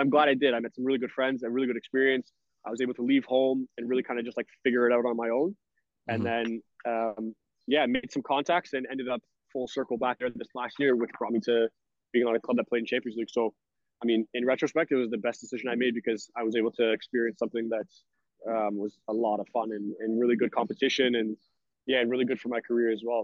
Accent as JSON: {"language": "English", "town": "Brampton", "region": "Ontario", "country": "Canada", "also_born_or_lived": "Syracuse, New York / Philippines / Sweden", "moved": "as an adult", "lives_now": "Spain", "said": "I'm Canadian. I'm from Brampton, Ontario"}